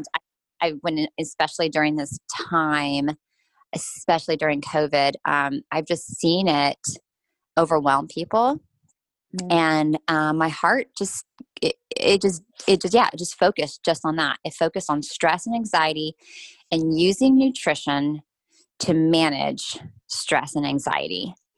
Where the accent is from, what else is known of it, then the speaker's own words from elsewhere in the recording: United States; as an American